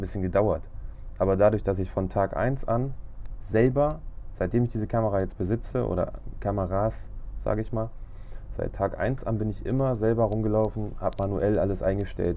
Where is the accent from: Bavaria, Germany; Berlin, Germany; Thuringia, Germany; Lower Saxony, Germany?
Lower Saxony, Germany; Braunschweig; Ich komme aus Braunschweig